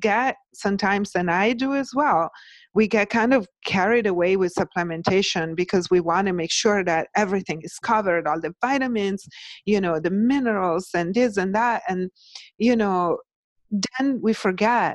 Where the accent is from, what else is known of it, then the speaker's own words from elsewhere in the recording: Italy; now in United States; I'm Italian. So I was born and raised in Italy